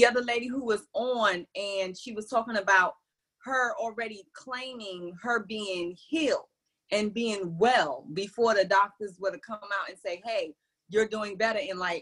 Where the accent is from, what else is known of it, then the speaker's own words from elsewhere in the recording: New York City, New York, United States; growing up in New York City